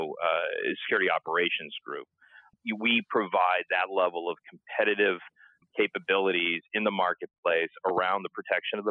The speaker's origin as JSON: {"language": "English", "region": "New Hampshire", "country": "United States", "tie": "born or raised there", "moved": "as an adult", "said": "wanted to move back to my home state of New Hampshire"}